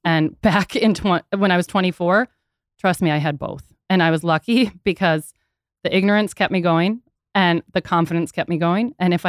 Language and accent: English; Minneapolis, Minnesota, United States; I grew up in Minneapolis.